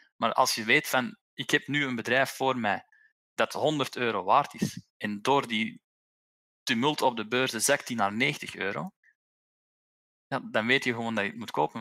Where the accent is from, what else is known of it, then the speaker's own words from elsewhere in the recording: Belgium; als Belg hebben wij